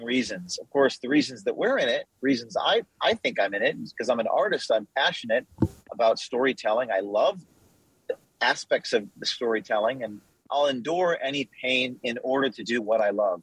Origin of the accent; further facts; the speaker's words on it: Westwood, New Jersey, United States; I grew up in northern New Jersey, Bergen County, Westwood, New Jersey, which is just near New York City, suburbs of New York City.